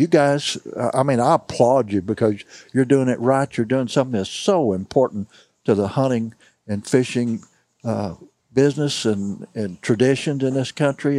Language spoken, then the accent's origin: English; St. James, Missouri, United States; I'm from St. James. I've run into people from Cuba, Steelville, Sullivan. That's all 10 to 30 miles from me.